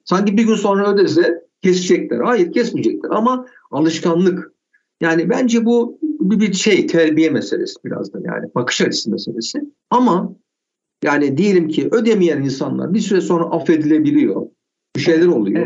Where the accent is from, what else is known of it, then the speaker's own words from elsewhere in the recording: Istanbul, Turkey; also born or lived in Bahçeşehir, Istanbul; Ben Bakırköylüyüm. Bahçeşehir'de yaşıyorum İstanbul'da. 38 yıldır bunlarda yaşıyorum.